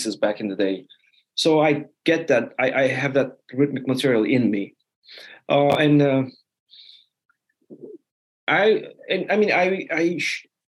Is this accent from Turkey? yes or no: yes; Turkey; also born or lived in Netherlands; now in United States; I come from Turkey